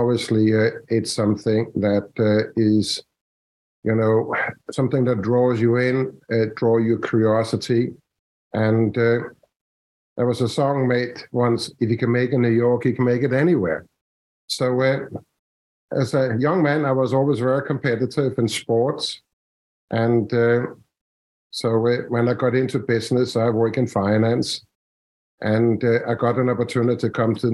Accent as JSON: {"language": "English", "country": "Denmark", "tie": "born or raised there", "moved": "as an adult", "lives_now": "Washington, United States", "said": "I'm from Denmark"}